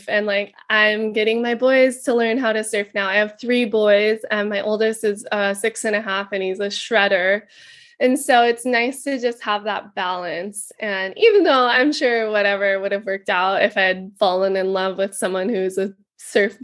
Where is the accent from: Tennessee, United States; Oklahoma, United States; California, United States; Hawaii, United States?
Hawaii, United States; Kauai; I was born and raised here in Kauai, Hawaii